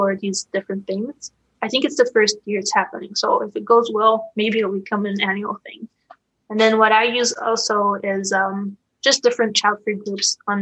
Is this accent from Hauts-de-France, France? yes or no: no; Paris, Île-de-France, France; now in United States; I'm from France, which is usually considered a pretty pro-natalist country